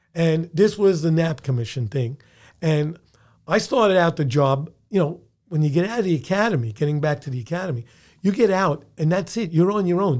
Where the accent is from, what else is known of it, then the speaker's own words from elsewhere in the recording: New York City, New York, United States; born in the Bronx, raised in the Bronx, schooled in the Bronx, had my first jobs in the Bronx